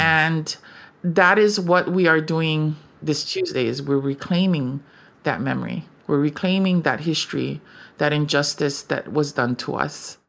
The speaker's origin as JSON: {"language": "English", "region": "Native Hawaiian", "country": "United States", "said": "as a Kanaka Maoli mother"}